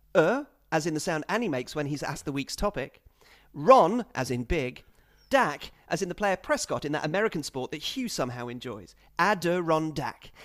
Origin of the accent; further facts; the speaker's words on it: England, United Kingdom; I'm English